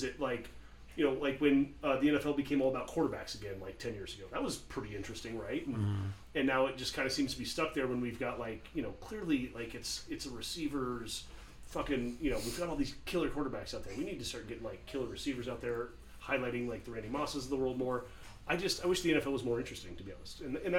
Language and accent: English; Arizona, United States; I grew up in Arizona rooting for Pittsburgh teams